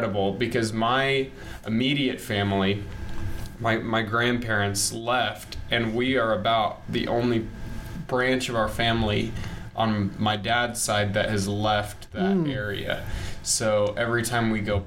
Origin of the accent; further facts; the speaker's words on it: Springfield, Missouri, United States; I was born here in Springfield, Missouri, and I've lived here all my life.